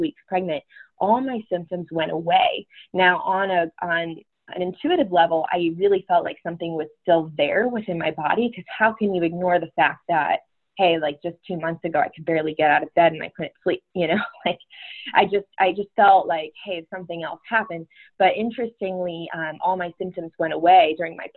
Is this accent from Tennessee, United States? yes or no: no; Connecticut, United States; also born or lived in Florida; now in Denver, United States; I grew up in Connecticut